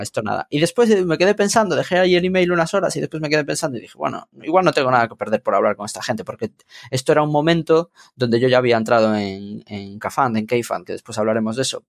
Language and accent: Spanish; Santiago de Compostela, Galicia, Spain; moved away as an adult; now in Madrid, Spain; yo estudié o sea, yo estudié, bueno, me crié en Santiago de Compostela